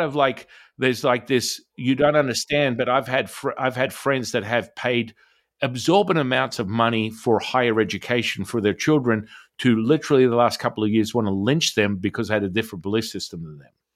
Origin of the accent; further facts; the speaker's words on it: Australia; moved away; I'm originally from Australia